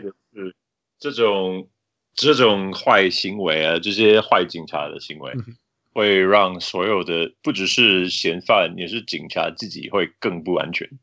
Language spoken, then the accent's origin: Chinese; Salt Lake City, Utah, United States; 我长大在旁边的盐湖城啊